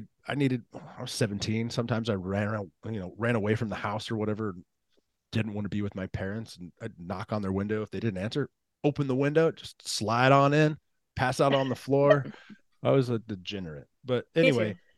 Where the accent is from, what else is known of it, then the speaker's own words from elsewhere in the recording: Katy, Texas, United States; I grew up in Katy, Texas. So I went to Katy Elementary, Katy Junior High